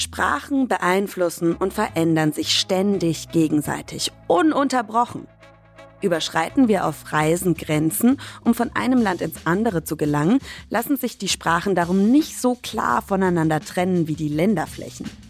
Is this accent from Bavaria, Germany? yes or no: yes; Franconia, Bavaria, Germany; Ich komme ja ursprünglich aus Franken, also aus dem Norden von Bayern.